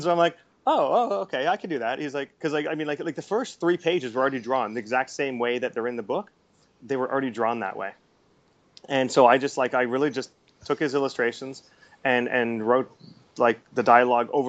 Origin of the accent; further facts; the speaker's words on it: Canada; moved away as an adult; now in Singapore; I'm a Canadian who's now living in Singapore overseas